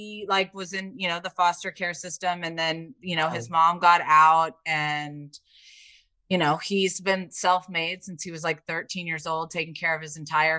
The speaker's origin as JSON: {"language": "English", "region": "Indiana", "country": "United States", "tie": "born or raised there", "said": "I grew up in Indiana. Like you know, it's not really the same."}